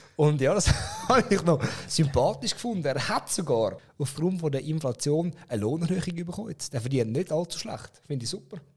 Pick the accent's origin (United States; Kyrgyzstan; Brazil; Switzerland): Switzerland; Zurich; als Zürcher